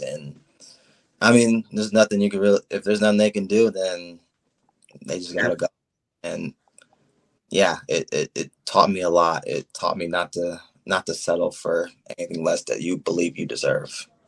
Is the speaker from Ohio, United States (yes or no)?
yes; Copley, Ohio, United States; I'm from Copley, Ohio